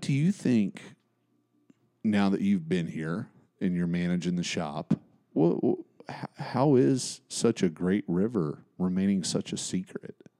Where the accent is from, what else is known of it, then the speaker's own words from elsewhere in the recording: Bristol, Appalachia, United States; it's just an interesting place to grow up